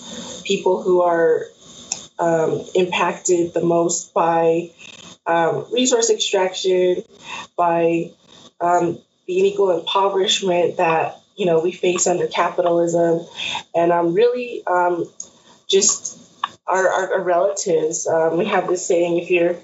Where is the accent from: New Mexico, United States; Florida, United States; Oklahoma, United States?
New Mexico, United States; San Ildefonso Pueblo; also born or lived in Albuquerque; I'm from the Pueblo of San Ildefonso. I'm Tewa from northern New Mexico.